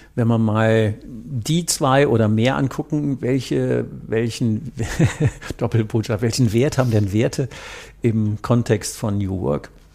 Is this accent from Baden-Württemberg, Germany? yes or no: no; North Rhine-Westphalia, Germany; ich komme aus dem Rhein